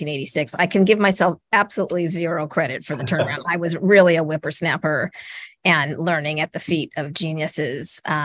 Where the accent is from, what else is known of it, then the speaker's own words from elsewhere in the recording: Los Angeles, California, United States; also born or lived in Bay Area, California / New York; I was actually born in the Bay Area and spent most of my life growing up in Los Angeles